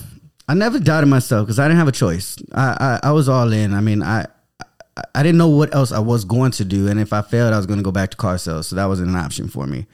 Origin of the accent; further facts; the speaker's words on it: San Antonio, Texas, United States; I grew up in the Denver Heights downtown area of San Antonio